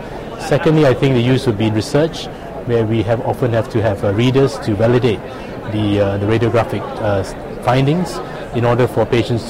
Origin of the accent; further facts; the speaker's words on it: London, United Kingdom; I'm from London, United Kingdom, reporting here at ACR 23 in San Diego for Rundown.